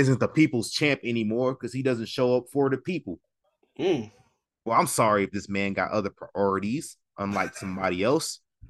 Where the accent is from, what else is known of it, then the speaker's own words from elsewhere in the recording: United States; Yeah, I'm American.